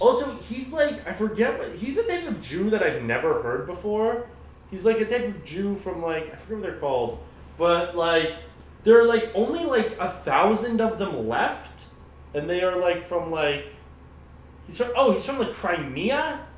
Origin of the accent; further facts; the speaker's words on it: United States; we're both American